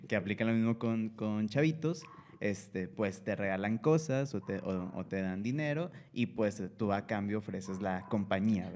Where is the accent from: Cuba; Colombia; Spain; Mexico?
Mexico; Monterrey, Nuevo León; Nosotros somos de, acá de Monterrey, de Monterrey, Nuevo León